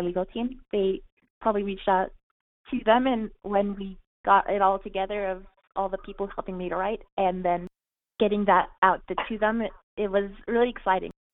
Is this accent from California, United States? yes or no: yes; California, United States; moved away as an adult; my home, my home state of California